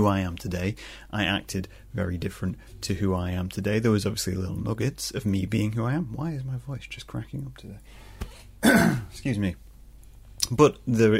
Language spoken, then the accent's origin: English; Scunthorpe, Yorkshire and the Humber, United Kingdom; moved away; I'm originally from Scunthorpe